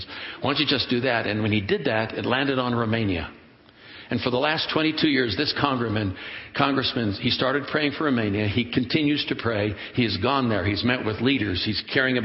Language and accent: English; Oakland, California, United States; When I was a kid growing up in Oakland, California